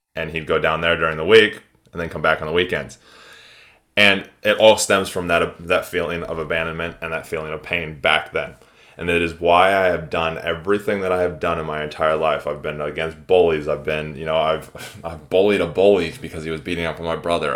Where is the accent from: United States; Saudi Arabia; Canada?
United States; moved away; I'm from the States initially.